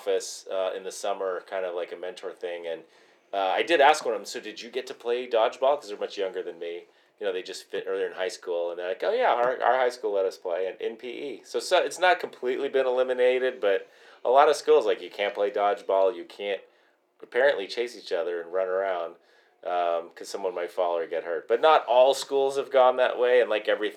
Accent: Phoenix, Arizona, United States; I grew up in Phoenix

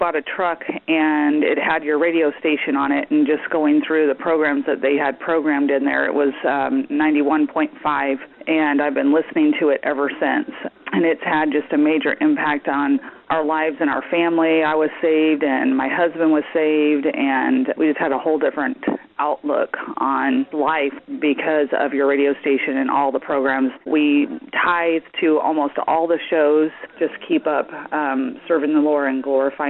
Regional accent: Cherryville, United States; I'm from the Cherryville Independence area, and I've been listening to you guys for about 7 years

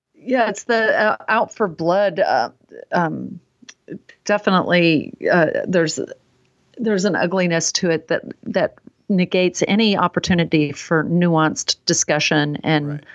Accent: Texas, United States; moved away; I was raised in Texas

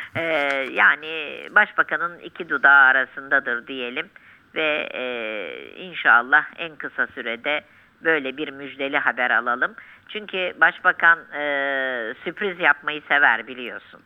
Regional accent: Turkey; Bir Müslüman olarak, bir Türk olarak.

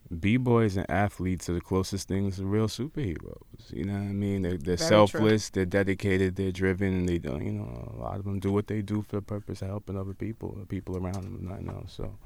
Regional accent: New York City, New York, United States; I'm excited to rock my hometown

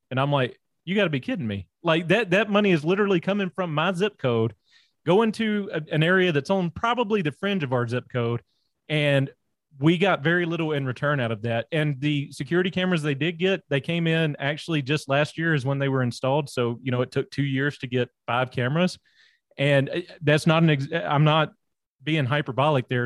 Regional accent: North Louisiana, United States; moved away; also born or lived in Rocky Mountain region; I'm actually originally from Louisiana, born and raised down there in, in, North Louisiana, way out in the sticks

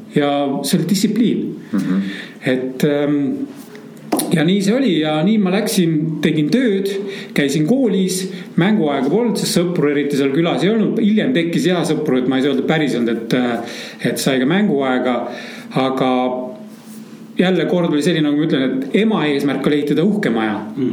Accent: Vändra, Pärnu County, Estonia; moved away; also born or lived in Turkey / Egypt / Asia; minu ema kasvatas mind ja mu vanemat õde üksinda ja me elasime põhimõtteliselt Pärnumaal, Vändra metsas

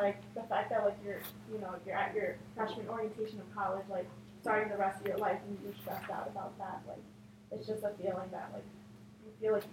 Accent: New Jersey, United States; moved away as an adult; I was born and raised in Jersey.

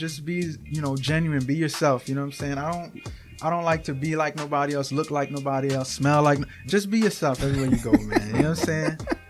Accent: New York City, New York, United States; now in Schenectady, United States; Yeah, I'm from Brooklyn, New York. Right now, upstate New York in Schenectady.

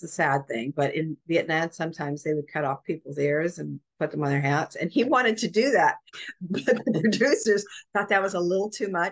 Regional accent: Canada; moved away; also born or lived in New York; I lived in New York or I'm Canadian

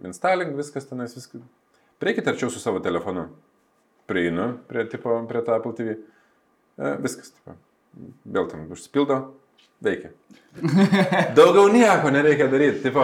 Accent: Lithuania; mes užaugom tarybinį Lietuvoje.

